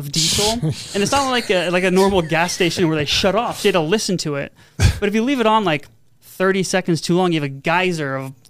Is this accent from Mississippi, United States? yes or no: no; San Diego, California, United States; moved away as an adult; also born or lived in Santa Barbara; now in Las Vegas, United States; I'm originally from San Diego. I went to school in Santa Barbara